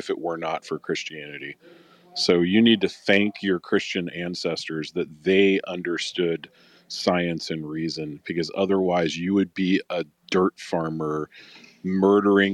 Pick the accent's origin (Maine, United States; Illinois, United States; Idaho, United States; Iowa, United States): Illinois, United States; Chicago; moved away; also born or lived in Florida; So I'm a city boy, right? I'm from Chicago.